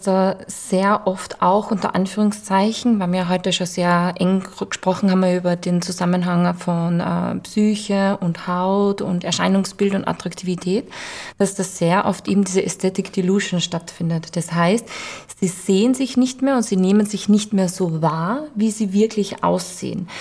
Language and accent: German; Vienna, Austria; bei uns in Wien